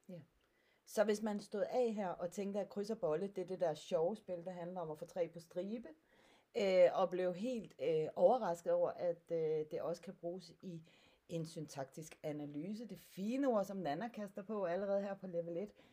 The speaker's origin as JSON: {"language": "Danish", "area": "Sønder Stenderup", "region": "Southern Denmark", "country": "Denmark", "said": "jeg kommer fra Sønder Stenop, der ligger lidt syd for Kolding, på grænsen mellem øh, Sønderjylland og Midtjylland"}